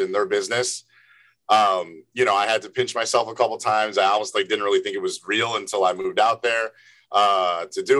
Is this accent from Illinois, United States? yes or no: yes; Evanston, Illinois, United States; moved away as an adult; now in New York, United States; I'm from Chicago, Evanston, born and raised. Moved to New York